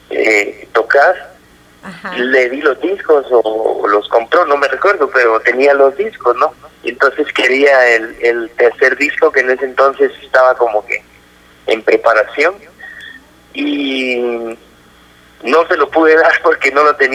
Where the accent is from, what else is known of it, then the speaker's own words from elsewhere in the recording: Guatemala; Que somos guatemaltecos